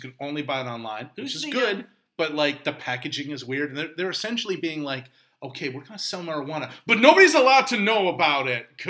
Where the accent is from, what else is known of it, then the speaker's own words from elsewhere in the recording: Newfoundland and Labrador, Canada; I'm not from Ontario. I'm from Newfoundland.